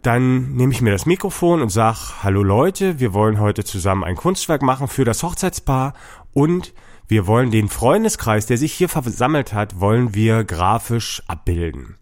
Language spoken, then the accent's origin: German; Dresden, Saxony, Germany; ich komme aus Dresden